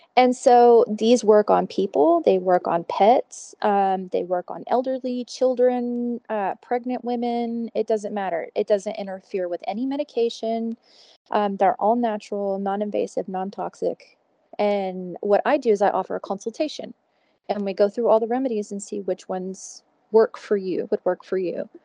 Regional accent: Houston, Texas, United States; moved away as an adult; now in Fort Collins, United States; I'm originally from Houston

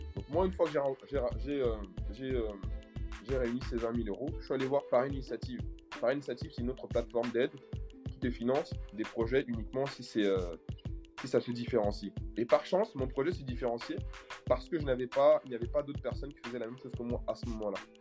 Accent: Cameroon; moved away as an adult; now in France; Je suis originaire du Cameroun. Je suis arrivé en France il y a à peu près 15 ans de cela. J'ai 35 ans

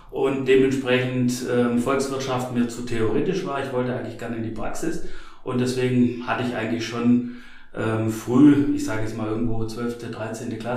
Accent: Stuttgart, Baden-Württemberg, Germany; ich komme ja ursprünglich aus Stuttgart und habe gesagt, okay, ich möchte gern raus von zu Hause einfach was Neues kennenlernen

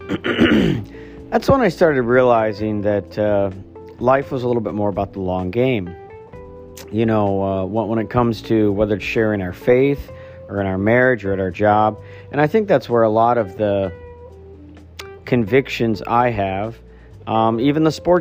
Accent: Archbold, Ohio, United States; we grew up in Archbold, Ohio, thus Midwest

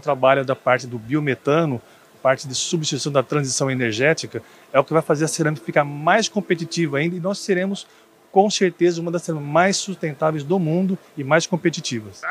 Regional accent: São Carlos, São Paulo, Brazil; also born or lived in Patos de Minas, Minas Gerais; E depois fui para São Carlos, onde eu cresci em São Carlos.

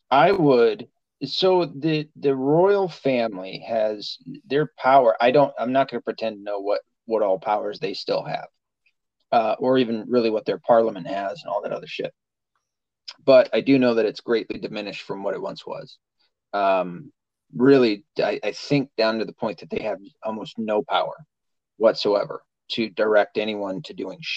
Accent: Wales, United Kingdom; Yeah, the I'm Welsh. not a fan

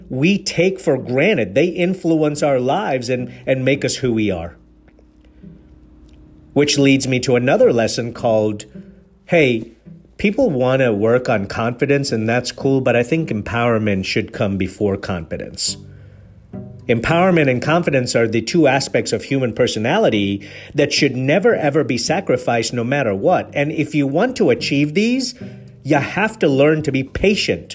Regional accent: Nairobi, Kenya; moved away; also born or lived in Mombasa, Kenya / England; I was born in Mombasa, raised in Nairobi. I'm an Indian man. I've lived in England.

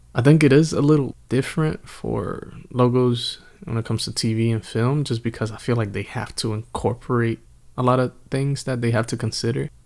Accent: Northeast, United States; we are from the Northeast.

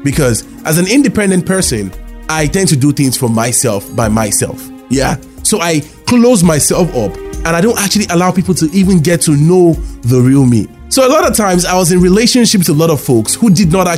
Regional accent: Lagos, Nigeria; I grew up in Lagos, Nigeria

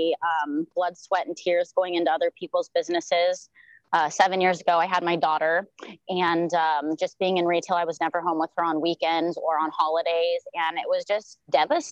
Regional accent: South Lake Tahoe, California, United States; moved away as an adult; now in Maui, United States; I'm originally from South Lake Tahoe, California. I was born and raised there

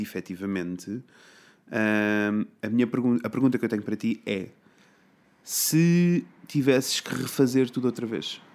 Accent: Coimbra, Centro, Portugal; eu sou de Coimbra, né? Então uhum. eu estudei numa escola básica

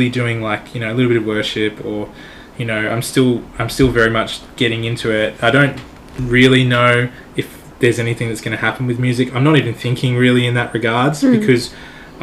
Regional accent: Australia; I'm Australian

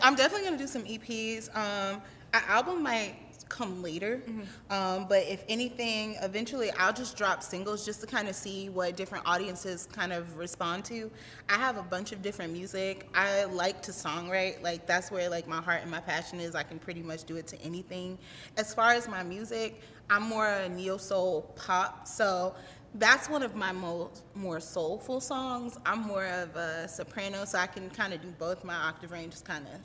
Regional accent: New York, United States; moved away as an adult; now in South Carolina, United States; I was raised in New York. I'm my family moved me down there when I was one

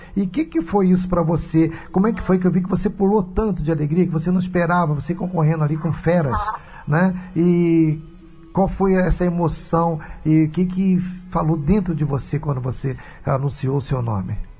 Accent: Rio de Janeiro, Brazil; nasci no hospital ali na Clara Basmãos, em Botafogo

